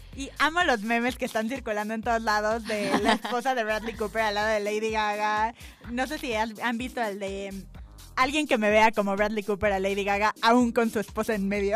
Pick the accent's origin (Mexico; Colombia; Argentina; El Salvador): Mexico